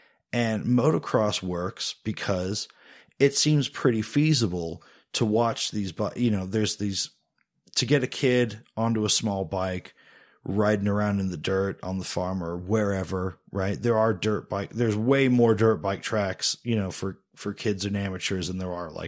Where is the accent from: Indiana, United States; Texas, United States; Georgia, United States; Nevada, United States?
Indiana, United States; We're from, we're not really from Indiana. We're sort of from Indiana. It's a place that we're from more than we're from other places, I guess the best way to put it.